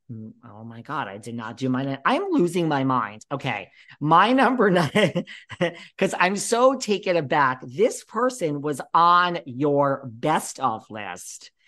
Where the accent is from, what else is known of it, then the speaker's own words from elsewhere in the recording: New York, United States; I'm from New York